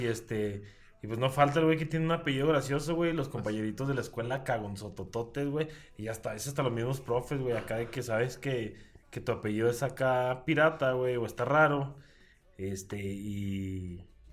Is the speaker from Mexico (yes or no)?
yes; Mexico; tenemos como cultura mexicana